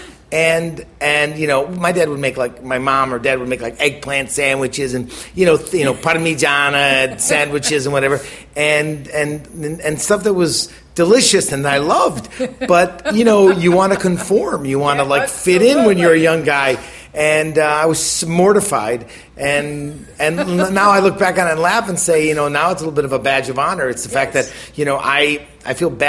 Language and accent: English; Milwaukee, Wisconsin, United States; moved away; I grew up in Milwaukee